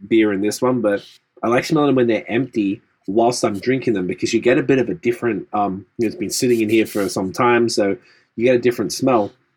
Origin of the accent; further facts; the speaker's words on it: Australia; now in Canada; growing up in Australia